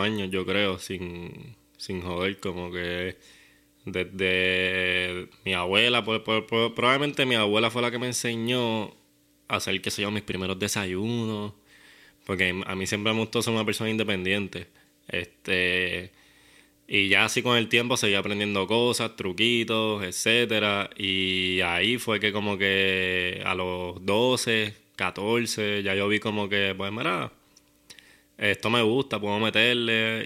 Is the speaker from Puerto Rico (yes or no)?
yes; Guaynabo, Puerto Rico; yo soy de Guaynabo, pero del área de campo. Yo criaba conejos con papi.